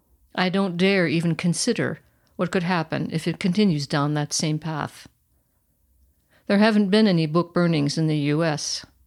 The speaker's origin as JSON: {"language": "English", "country": "United States", "moved": "as an adult", "lives_now": "Germany"}